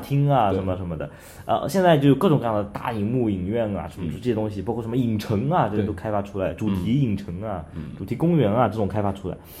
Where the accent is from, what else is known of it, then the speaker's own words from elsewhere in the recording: China; 咱们作为中国人，咱们一看，哎呦，这欧洲啊